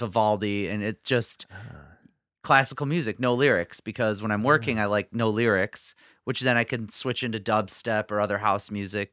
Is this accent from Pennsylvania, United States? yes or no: no; Detroit, Michigan, United States; I grew up in Metro Detroit